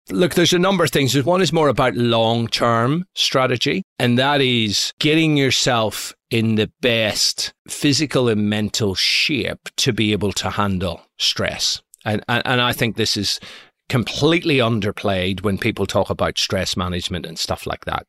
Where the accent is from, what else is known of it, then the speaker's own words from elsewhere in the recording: Belfast, Northern Ireland, United Kingdom; moved away; also born or lived in San Francisco; I was brought up in Belfast in the 1970s